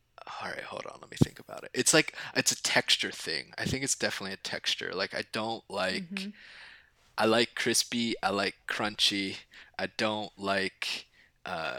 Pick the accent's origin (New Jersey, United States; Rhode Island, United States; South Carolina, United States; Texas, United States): New Jersey, United States; Southern; now in New York City, United States; I am from Southern New Jersey